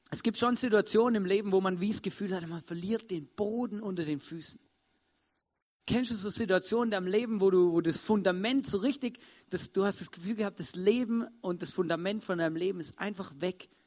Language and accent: German; Swabia, Germany; Ähm, ich bin ein Schwabe, für die es nicht wissen. Und ähm, bei uns ist Hausbauen was relativ Normales.